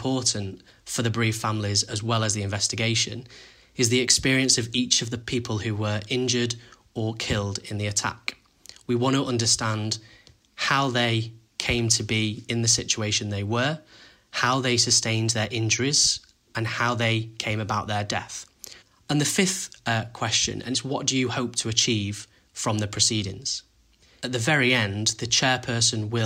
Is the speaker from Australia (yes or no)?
no; Manchester, North West England, United Kingdom; I'm from Manchester